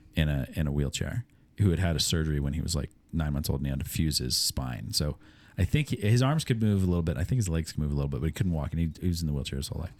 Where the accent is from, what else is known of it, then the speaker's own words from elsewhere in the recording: Iowa, United States; now in Pittsburgh, United States; grew up in Iowa